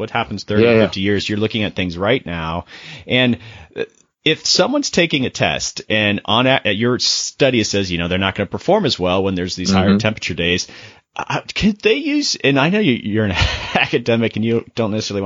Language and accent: English; Florida, United States; moved away; also born or lived in Georgia; Mainly grew up in Florida, but lived in Georgia for a while